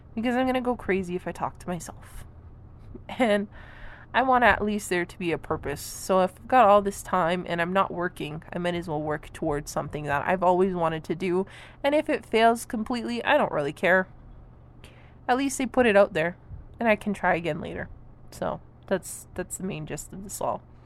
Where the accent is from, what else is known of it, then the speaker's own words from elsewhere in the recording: Canada; I am a Canadian.